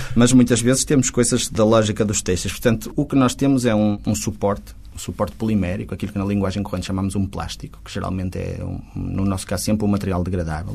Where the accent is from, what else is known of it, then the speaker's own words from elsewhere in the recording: Porto, Norte, Portugal; Eu até sou do Porto, até moro no Porto